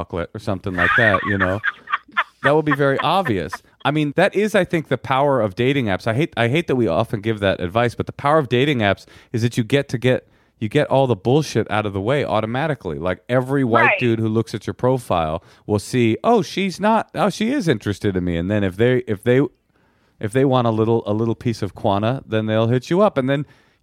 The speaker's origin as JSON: {"language": "English", "town": "Oakland", "region": "California", "country": "United States", "tie": "born or raised there", "said": "growing up in Oakland"}